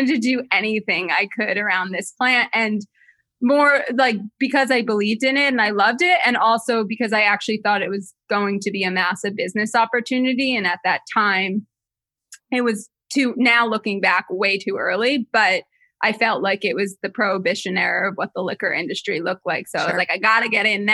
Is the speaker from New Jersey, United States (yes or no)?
yes; New Jersey, United States; I grew up in Jersey